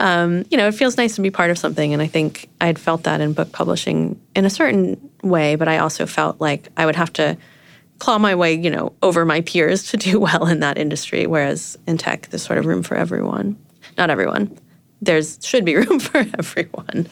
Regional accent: New York, United States; moved away as an adult; now in San Francisco, United States; I'm from Brooklyn

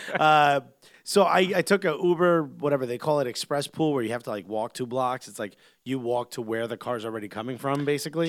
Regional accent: New York, United States; I'm a New Yorker

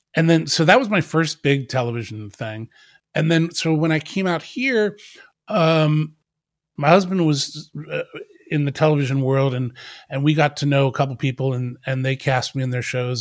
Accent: Wardstown, New Jersey, United States; I grew up in South Jersey in a little town called Wardstown

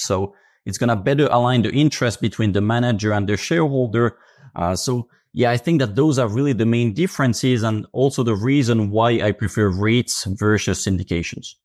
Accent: Finland; I come from Finland.

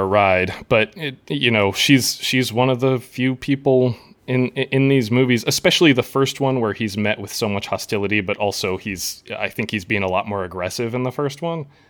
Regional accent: Midwest, United States; I'm, I'm from the Midwest, uh, you know, I, I grew up across the street from a cornfield

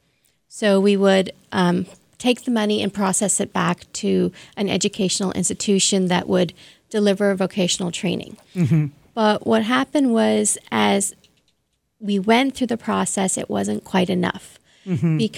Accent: Toronto, Ontario, Canada; I grew up in Toronto, so mm-hmm. I went to Bishop's Toronto

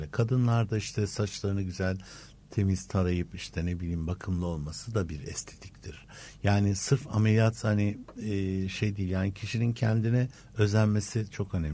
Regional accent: Turkey; ben kendim bir Türk olarak Türkiye olarak Türk hekimi

